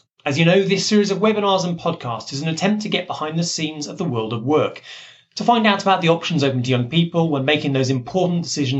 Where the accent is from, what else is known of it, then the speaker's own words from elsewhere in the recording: Gloucester, South West England, United Kingdom; I grew up in Gloucester